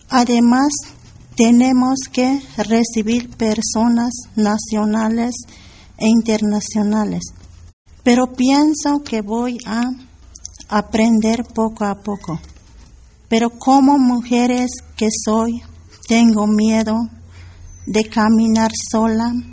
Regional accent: 16 de Febrero autonomous municipality, Chiapas, Mexico; Spanish is a second language; Vengo del municipio 16 de febrero.

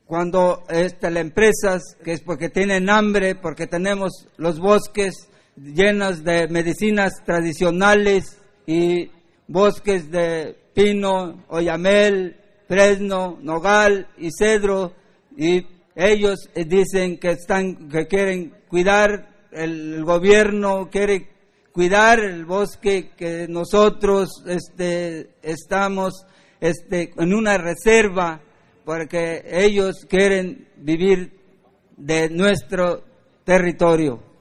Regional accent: Ayotitlán, Jalisco, Mexico; soy el representante legal del Consejo de Mayores de mi comunidad indígena de Ayotitlán, municipio de Cuautitlán, estado de Jalisco.

